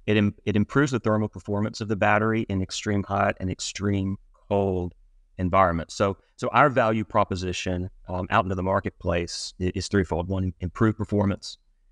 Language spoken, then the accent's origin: English; Mississippi, United States; also born or lived in Cincinnati / Washington, D.C.; now in Fairfax, United States; No, I'm originally from Mississippi.